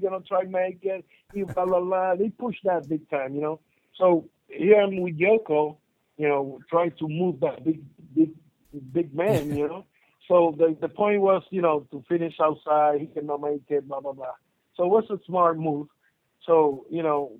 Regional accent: Puerto Rico; I'm from Puerto Rico, it's an island.

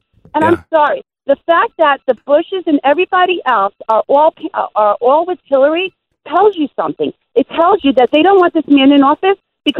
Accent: New York, United States; I mean, I'm from New York, so I take him with a grain of salt.

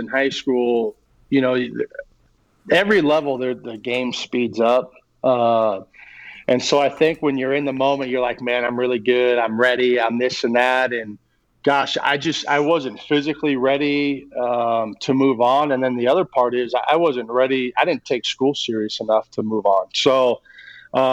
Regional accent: Long Beach, California, United States; I grew up in Long Beach

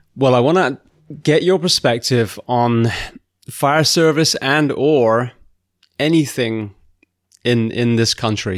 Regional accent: England, United Kingdom; now in United States; I grew up in England

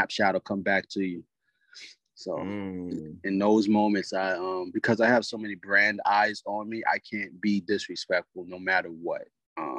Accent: Charleston, South Carolina, United States; also born or lived in Goose Creek, South Carolina; I am from Charleston, South Carolina, by way of Goose Creek

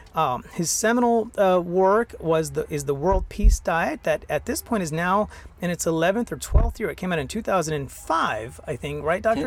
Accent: India; now in Houston, United States; I'm originally from India

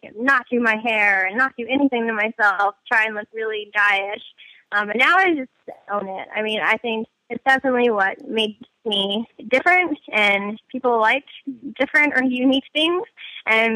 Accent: United States; being American

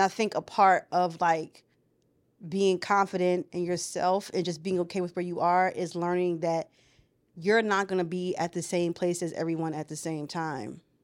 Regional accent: United States; first language English; I'm an American

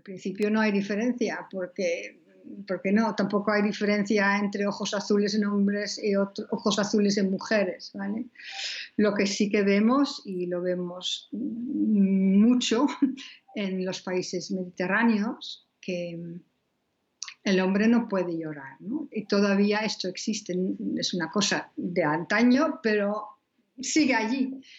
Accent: Netherlands; now in Spain; soy holandesa.

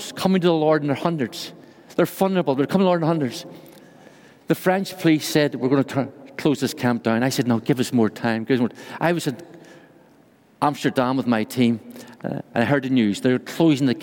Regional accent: Ireland; accent: Irish; moved away as an adult; now in Brussels, Belgium; Although I'm from Ireland, I live in Brussels, Belgium

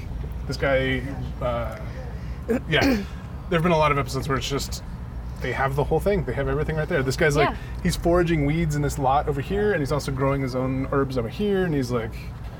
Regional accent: Phoenix, Arizona, United States; I grew up in Phoenix. I haven't been to Mexico.

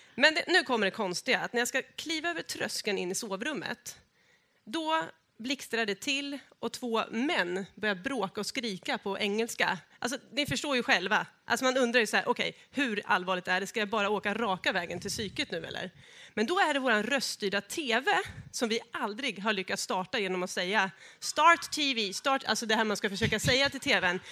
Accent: Norrköping area, Östergötland, Sweden; moved away; jag är ju från Norrköpingstrakten, vill jag säga, från början.

